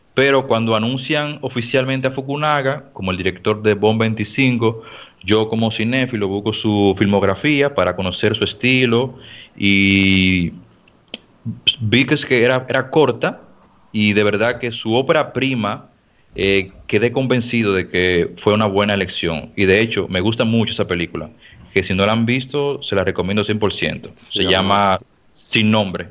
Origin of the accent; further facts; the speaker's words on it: Dominican Republic; acá en mi país